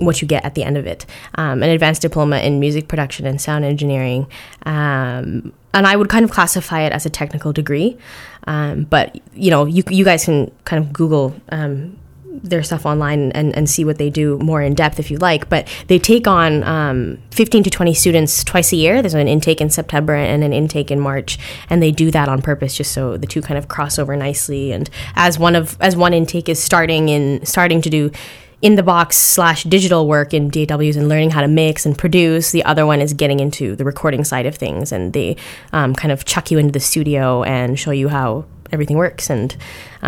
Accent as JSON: {"language": "English", "country": "Canada", "said": "I'm Canadian"}